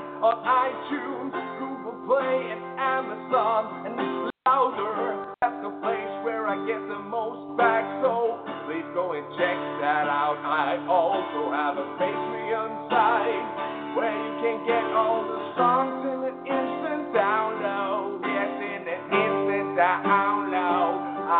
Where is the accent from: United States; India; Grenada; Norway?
Norway; Yeah, but he's from Sweden, I'm from Norway, and we're both from Scandinavia, and that's pretty cool, but we're not from the same country.